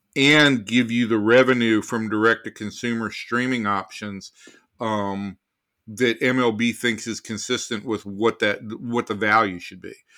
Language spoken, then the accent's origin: English; Atlanta, Georgia, United States; moved away; I'm from Atlanta, Georgia